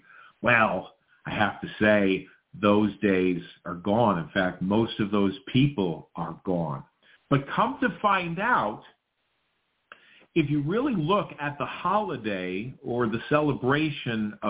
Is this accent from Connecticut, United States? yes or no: yes; New Fairfield, Connecticut, United States; the 60s and 70s where I grew up in New Fairfield